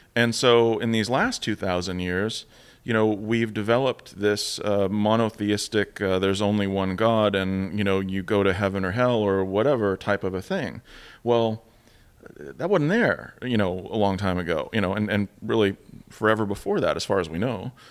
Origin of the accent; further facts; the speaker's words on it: United States; sitting there as an American again